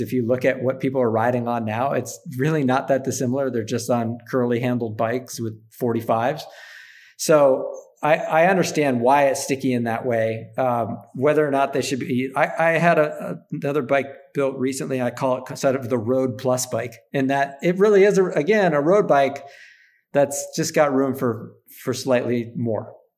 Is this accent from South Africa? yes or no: no; Upper Peninsula of Michigan, United States; I grew up in Upper Michigan in the U P